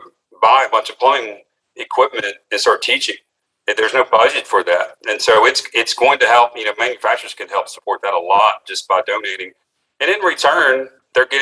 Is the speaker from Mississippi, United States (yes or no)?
yes; Mississippi, United States; here in my hometown, Mississippi